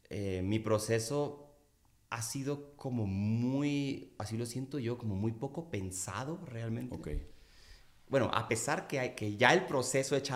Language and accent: Spanish; Culiacán, Sinaloa, Mexico; now in Mexico City, Mexico; Fíjate que siempre me clavé mucho con la lluvia en, Culiacán. La idea que yo tenía cuando llegué a vivir a la Ciudad de México es que en Culiacán llovía poco.